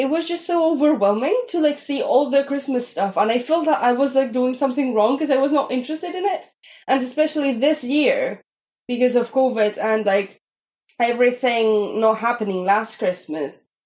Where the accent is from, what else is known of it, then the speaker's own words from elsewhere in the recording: Spain; moved away as an adult; now in United Kingdom; I am originally from Spain